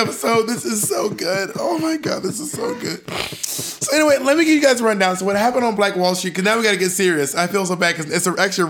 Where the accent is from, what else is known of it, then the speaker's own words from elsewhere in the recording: the South, United States; also born or lived in Georgia / Alabama; now in New York City, United States; Growing up in the South